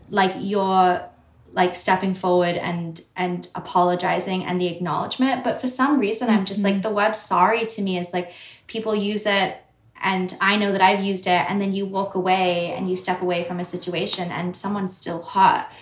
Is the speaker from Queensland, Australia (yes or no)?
no; Sydney, New South Wales, Australia; accent: Australian; now in New York, United States; I grew up in Sydney. I grew up in, um, I didn't grow up in the suburbs. I grew up like quite city centered.